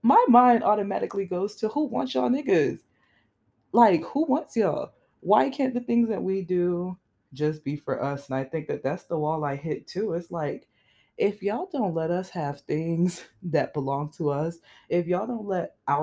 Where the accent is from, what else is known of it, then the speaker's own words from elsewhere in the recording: South Florida, United States; I grew up in South Florida